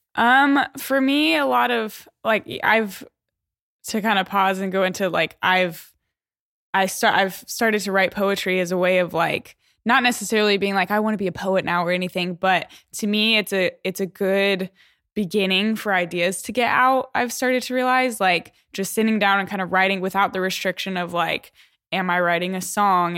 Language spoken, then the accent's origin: English; Denver, Colorado, United States; moved away as an adult; also born or lived in Waco, Texas; I was born in Denver, Colorado. Grew up in Colorado.